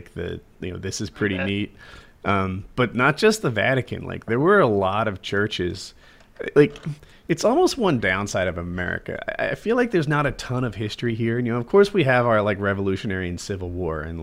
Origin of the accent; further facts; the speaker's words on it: United States; as an American